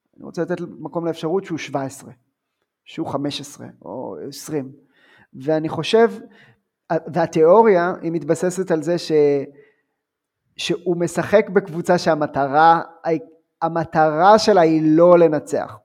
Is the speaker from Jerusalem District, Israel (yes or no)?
yes; Ramat Rachel, Jerusalem District, Israel; אני בא מקיבוץ